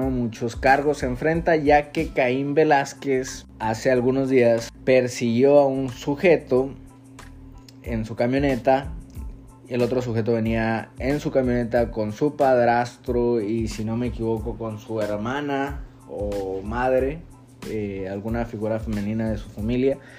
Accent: Mexico; alrededor de, de pues lo cercano a, a nosotros como mexicanos o mexicoamericanos.

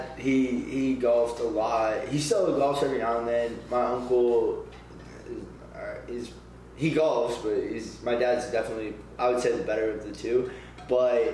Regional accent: Bay Area, California, United States; moved away as an adult; now in Arizona, United States; Originally from the Bay Area

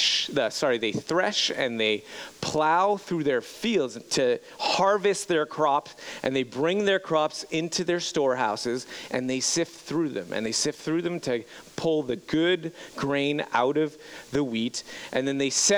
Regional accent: Montreal, Quebec, Canada; moved away as an adult; growing up in Montreal, Quebec, born and raised Montreal, Quebec

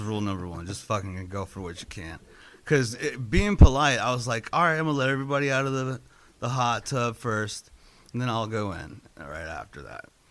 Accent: Inglewood, California, United States; I grew up in Los Angeles, um, Inglewood

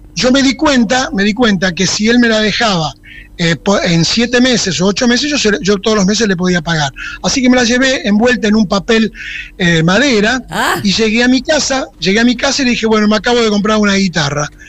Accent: Argentina; moved away; mi pueblo, que es el lugar preferido, digamos, no, tan preferido que yo me fui de ahí sin haberme ido nunca

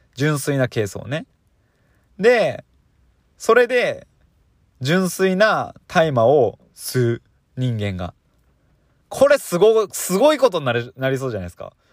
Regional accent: Fukui, Japan; also born or lived in Chiba Prefecture; now in Chiba, Japan; 僕その福井県出身なんですけど、で、今はあの千葉県にいるん

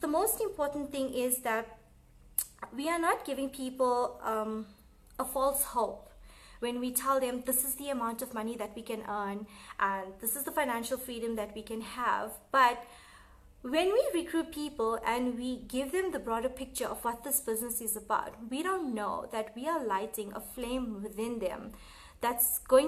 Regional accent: Gauteng, South Africa; I'm from Gauteng, South Africa

